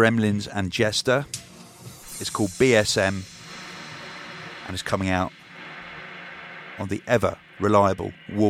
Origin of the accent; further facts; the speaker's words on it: Crimea, Ukraine; We're from Crimea in the Ukraine originally